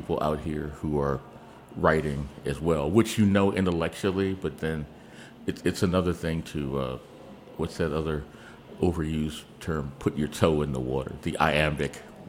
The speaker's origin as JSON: {"language": "English", "town": "Washington", "region": "District of Columbia", "country": "United States", "tie": "born or raised there", "also_born_or_lived": "Augusta, Georgia", "said": "I grew up in a row house in Northwest"}